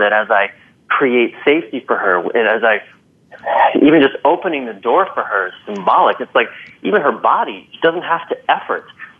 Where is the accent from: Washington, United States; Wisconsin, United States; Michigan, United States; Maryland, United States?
Maryland, United States; moved away; I'm from Maryland, and I went home to visit many months ago